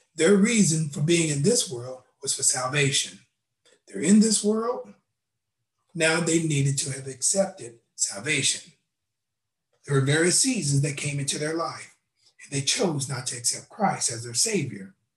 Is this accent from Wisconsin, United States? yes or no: no; Knoxville, Tennessee, United States; I was uh, born in Knoxville, Tennessee